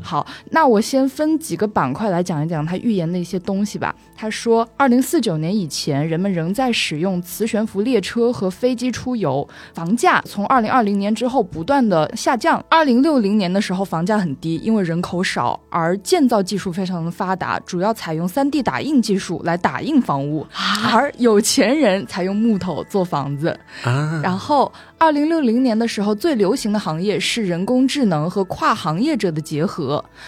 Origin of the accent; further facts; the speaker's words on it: Wuhan, Hubei, China; 我作为一个武汉人嘛